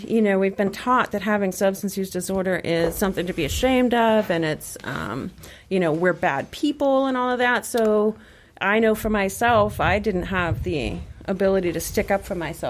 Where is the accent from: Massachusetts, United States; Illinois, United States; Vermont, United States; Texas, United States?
Massachusetts, United States; South Shore; like many other people, I grew up on the South Shore